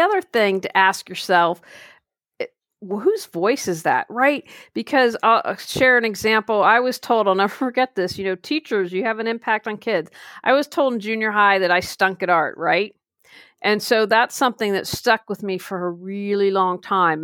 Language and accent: English; Wheeling, West Virginia, United States; moved away; I just recently moved back to my hometown of Wheeling, West Virginia